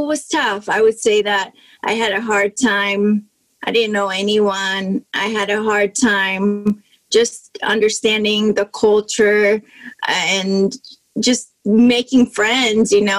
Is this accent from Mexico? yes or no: yes; Mexico; English is a second language; I was born and raised in Mexico